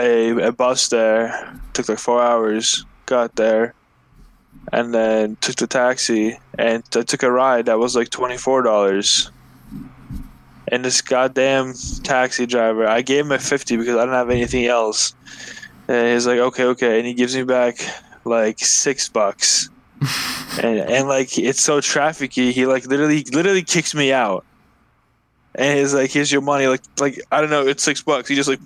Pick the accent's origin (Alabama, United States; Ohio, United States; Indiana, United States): Alabama, United States; No, I'm from Alabama. I'm from Alabama.